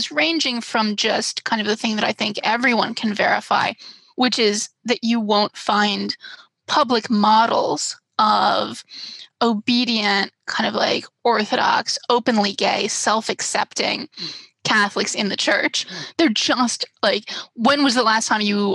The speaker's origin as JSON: {"language": "English", "town": "Washington", "region": "District of Columbia", "country": "United States", "tie": "born or raised there", "said": "I live in DC, which is my hometown. So I'm not far from where I grew up"}